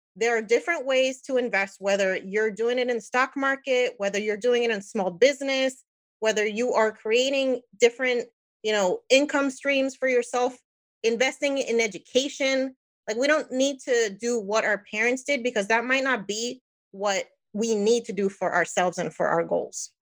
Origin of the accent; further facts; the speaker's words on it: New Jersey, United States; moved away as an adult; now in Florida, United States; I'm Puerto Rican, born and raised in New Jersey, now in Florida